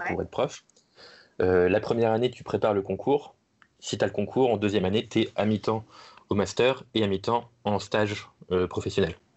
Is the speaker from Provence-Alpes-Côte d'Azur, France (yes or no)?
no; Manche, Normandy, France; je suis un enfant de la, Manche, hein, bon, bon gros normand